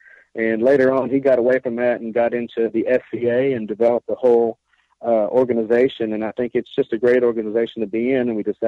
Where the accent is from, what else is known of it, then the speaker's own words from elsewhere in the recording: Sanger, Texas, United States; We're both from Sanger, Texas